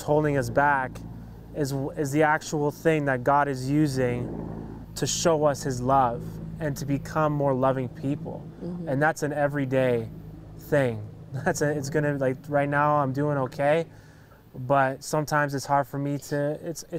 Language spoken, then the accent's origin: English; Hamilton, Ontario, Canada; where I grew up in Hamilton was really, I was living in poverty